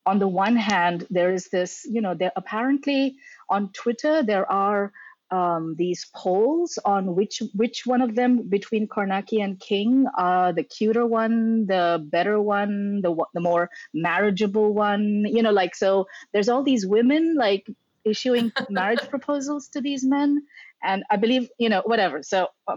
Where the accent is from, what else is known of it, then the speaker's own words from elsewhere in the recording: India; moved away; I was growing up in India